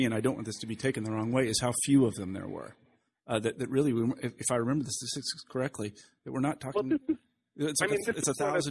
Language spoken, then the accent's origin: English; Kansas, United States; That was not something that I was aware of growing up in Kansas in the 60s.